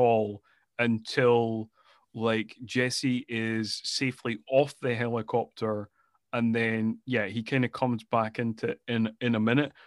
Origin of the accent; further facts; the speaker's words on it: Scotland, United Kingdom; I am from Scotland